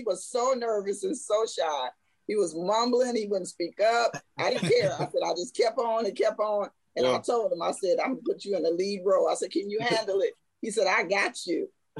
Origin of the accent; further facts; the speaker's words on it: St. Louis, Missouri, United States; now in Atlanta, United States; But yeah, I'm originally from St. Louis, but I've been in Atlanta about over 30 years.